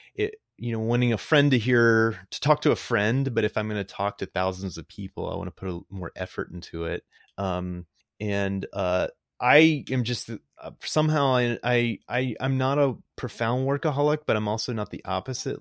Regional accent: Greenville, North Carolina, United States; moved away; was born in Greenville, North Carolina.

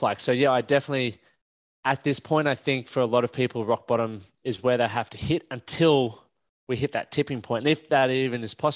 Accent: Toowoomba, Queensland, Australia; we grew up in Toowoomba

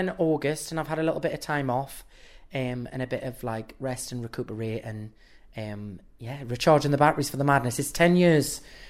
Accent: South Shields, North East England, United Kingdom; my hometown back in South Shields

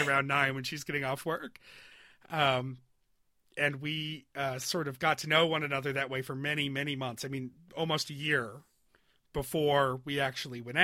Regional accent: United States; I was born in the United States

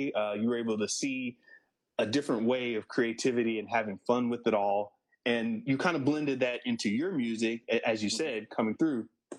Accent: New Orleans, Louisiana, United States; born there; Yeah, totally. I mean, you know, I was born in New Orleans. I don't know if you realize that.

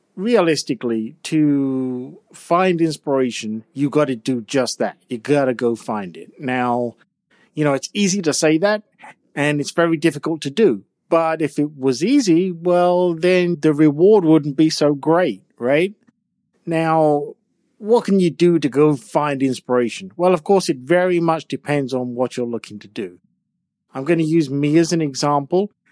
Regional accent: England, United Kingdom; I'm from England with all of those old churches, all of those old towns, all of those old castles

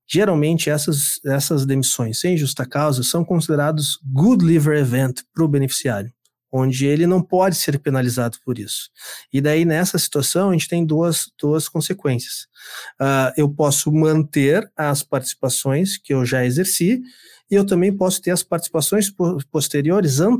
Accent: Rio Grande do Sul, Brazil; also born or lived in Mato Grosso do Sul; Eu sou, sou sertanejo, sou do Mato Grosso do Sul. Mas eu sou criado aqui no, no, no Rio Grande do Sul há muitos ah, anos.

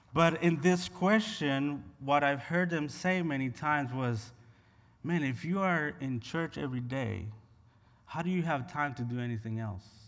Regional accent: Honduras; moved away as an adult; now in United States; I was born and raised in Honduras, and I migrated to the U S about fifteen years ago.

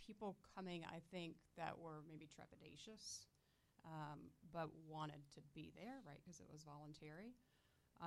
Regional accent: Deep South, United States; now in Orlando, United States; all of my history growing up in the Deep South, learning that I was raised in a white flight school

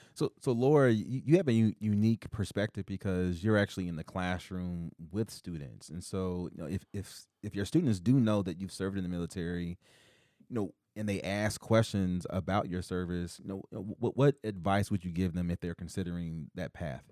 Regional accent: Indianapolis, Indiana, United States; now in Ankeny, United States; I grew up in Indianapolis, Indiana

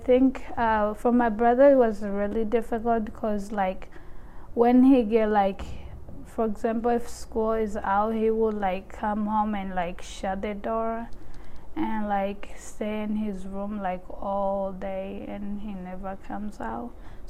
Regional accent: Burundi; now in Missoula, United States; I am from Burundi.

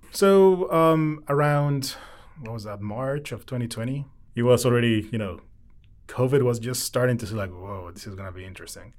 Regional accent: Querétaro, Mexico; English is a second language; moved away as an adult; now in United States; I'm originally from Mexico. I was born there. Um, we moved to the U S in February of twenty twelve.

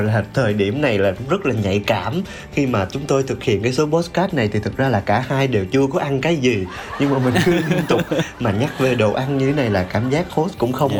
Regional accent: Mekong Delta, Vietnam; now in Ho Chi Minh City, Vietnam; mình cũng là một cái người uh, sinh sống và làm việc ở thành phố hồ chí minh nhưng mà mình là người miền tây

